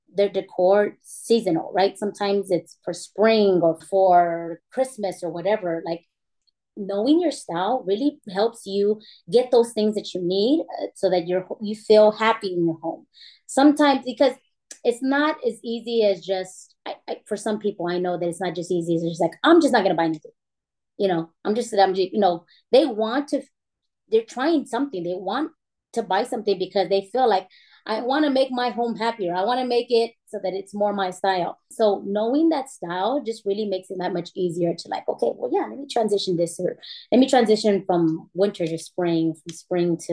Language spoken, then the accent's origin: English; San Antonio, Texas, United States; I am from San Antonio, Texas